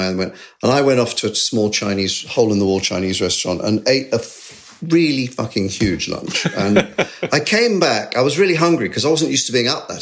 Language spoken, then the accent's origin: English; Sevenoaks, South East England, United Kingdom; I grew up in Sevenoaks, very close